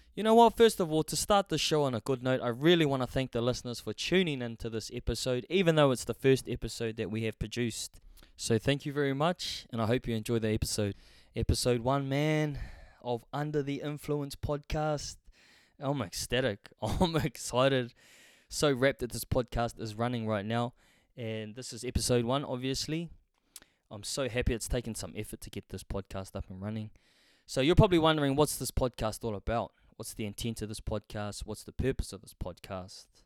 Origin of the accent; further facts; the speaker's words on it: Hamilton, Waikato, New Zealand; I grew up in Hamilton, New Zealand